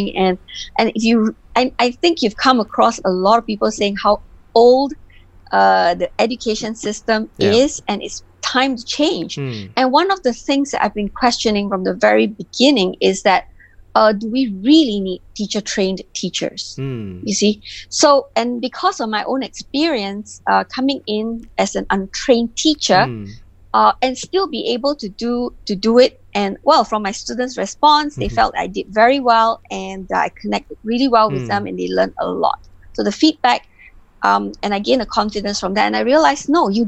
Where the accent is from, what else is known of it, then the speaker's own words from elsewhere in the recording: Penang, Malaysia; ever since I was really young, I grew up in Penang.